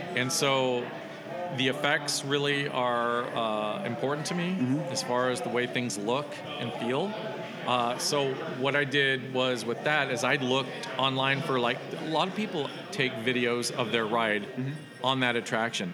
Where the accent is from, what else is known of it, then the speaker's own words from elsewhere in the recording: Los Gatos, California, United States; I grew up in the Bay Area